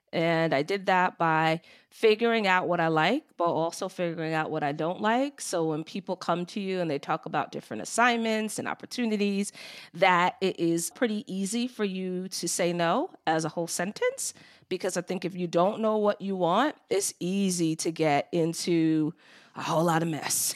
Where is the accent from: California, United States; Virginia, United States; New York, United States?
New York, United States; Long Island; moved away as an adult; also born or lived in Brooklyn, New York; I was born in Brooklyn, New York, and raised on Long Island, and lived in New York until my early twenties